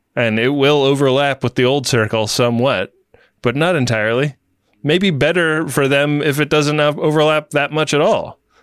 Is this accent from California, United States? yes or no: yes; Oakland, California, United States; my hometown.